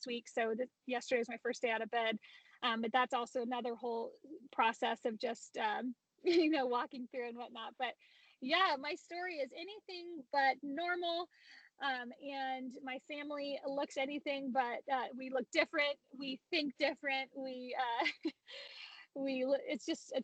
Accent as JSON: {"language": "English", "town": "Modesto", "region": "California", "country": "United States", "tie": "born or raised there", "moved": "as an adult", "lives_now": "Boise, United States", "said": "I'm originally born and raised in Modesto, California, which is Central Valley, kind of inland from the Bay Area."}